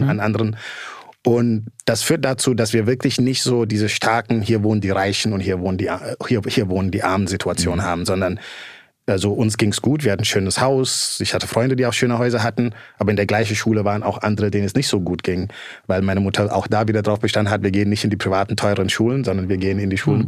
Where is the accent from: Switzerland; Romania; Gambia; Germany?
Gambia; moved away; also born or lived in Netherlands; ich bin in Gambia geboren, groß geworden.